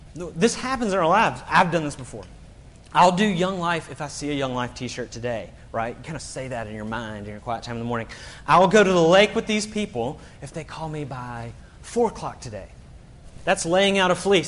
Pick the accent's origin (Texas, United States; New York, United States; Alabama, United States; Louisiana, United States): Alabama, United States; Birmingham; moved away as an adult; now in South Carolina, United States; I grew up in Birmingham. My whole support base is in Alabama